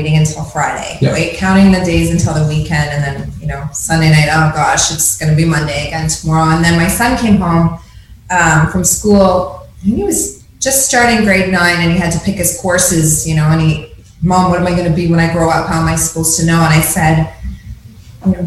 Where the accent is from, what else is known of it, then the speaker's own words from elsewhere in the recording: Woodstock, Ontario, Canada; So I grew up in Woodstock, Dairy Capital, Canada. So just a small town.